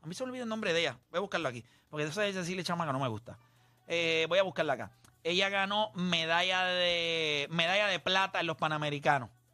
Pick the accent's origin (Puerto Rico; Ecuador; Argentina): Puerto Rico; Caguas; los criollos de Cagua que son de donde yo soy